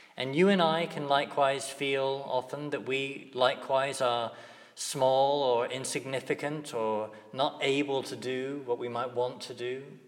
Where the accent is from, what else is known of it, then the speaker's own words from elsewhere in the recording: near Crediton, Devon, South West England, United Kingdom; it's not far from my hometown